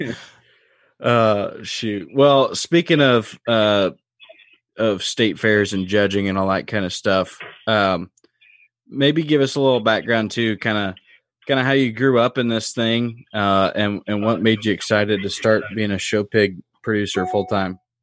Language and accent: English; Indiana, United States; moved away; also born or lived in Illinois; growing up in Indiana and then being over in Illinois